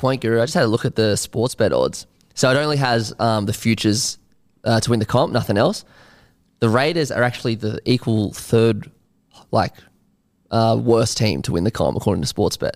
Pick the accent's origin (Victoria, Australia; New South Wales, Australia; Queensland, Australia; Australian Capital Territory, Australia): Australian Capital Territory, Australia; Canberra; I grew up in Canberra.